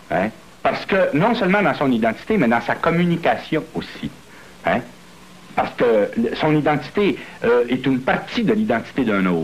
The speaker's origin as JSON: {"language": "French", "country": "Canada", "said": "Euh, tu dis, excusez, excusez, je suis pas Canadien. Comme ça, euh, je suis Canadien-Français."}